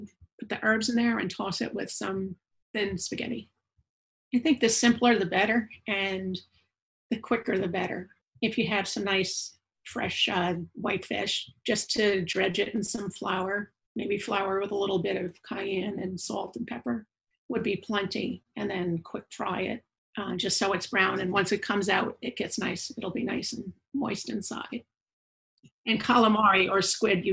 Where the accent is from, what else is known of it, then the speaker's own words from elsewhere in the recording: Long Island, New York, United States; moved away; I'm from New York. I was born in Long Island, New York. I grew up with a tradition called the Feast of the Seven Fishes